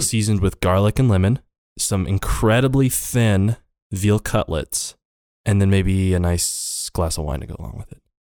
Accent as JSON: {"language": "English", "town": "Hardin", "region": "Montana", "country": "United States", "tie": "born or raised there", "also_born_or_lived": "Crow Agency, Montana / Laurel, Montana", "said": "I grew up in Montana, uh, in Hardin specifically."}